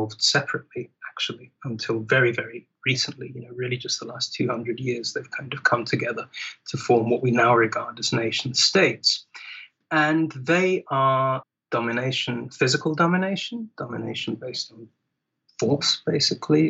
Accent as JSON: {"language": "English", "region": "England", "country": "United Kingdom", "said": "an English person"}